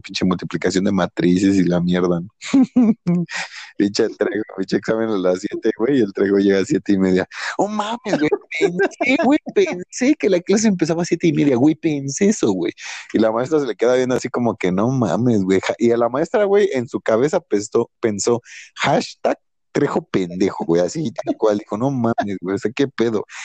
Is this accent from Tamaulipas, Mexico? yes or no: no; Nezahualcóyotl, State of Mexico, Mexico; vivimos por aquí, güey, no mames, es nesa